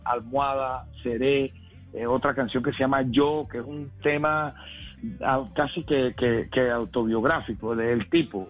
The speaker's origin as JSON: {"language": "Spanish", "town": "Cartagena", "region": "Bolívar", "country": "Colombia", "tie": "born or raised there", "said": "en el barrio de Chamaní de mi ciudad natal, Cartagena, donde nací"}